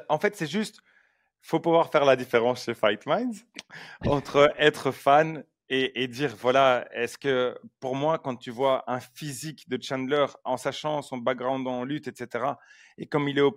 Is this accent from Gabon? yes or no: no; Belgium; on est belge